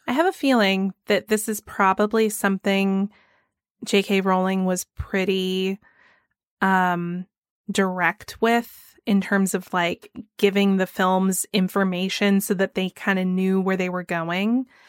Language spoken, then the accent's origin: English; Georgia, United States; my home state of Georgia